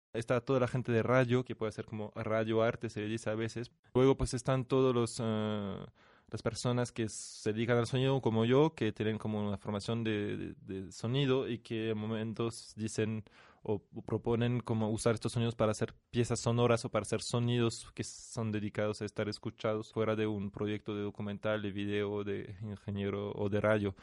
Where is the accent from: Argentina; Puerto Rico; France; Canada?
France; moved away as an adult; now in Mexico; soy de origen francés, o sea, nací en Francia y vivo en México desde hace unos años